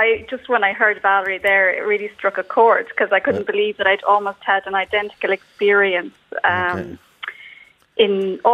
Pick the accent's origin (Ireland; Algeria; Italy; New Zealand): Ireland; Mayo, Connacht; I come from Mayo